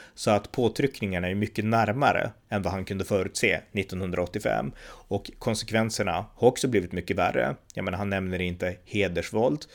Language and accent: Swedish; Sweden; man kan tycka som svensk att det här är besynnerligt, så här gör vi inte i Sverige.